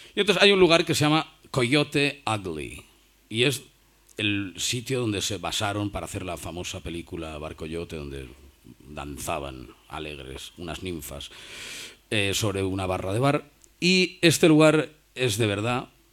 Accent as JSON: {"language": "Spanish", "region": "Cantabria", "country": "Spain", "also_born_or_lived": "Madrid / New York", "moved": "yes", "said": "los cántabros hemos hecho escuela"}